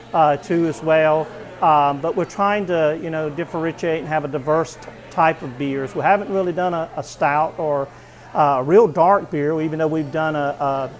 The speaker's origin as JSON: {"language": "English", "region": "Eastern North Carolina", "country": "United States", "also_born_or_lived": "Oregon", "said": "I'm originally from Eastern North Carolina"}